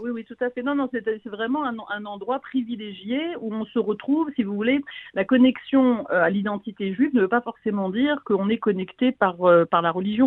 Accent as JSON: {"language": "French", "country": "France", "also_born_or_lived": "United States", "moved": "as an adult", "lives_now": "Israel", "said": "je suis française, j'habite en Israël depuis 20 ans"}